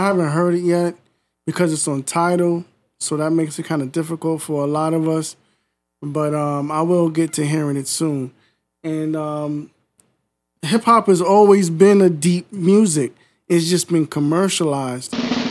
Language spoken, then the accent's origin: English; New York, United States; I'm from New York, of course